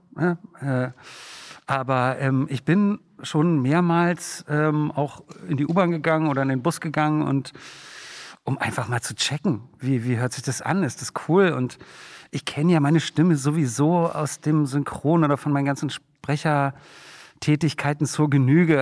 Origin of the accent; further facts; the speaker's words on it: Berlin, Germany; als Berlinerin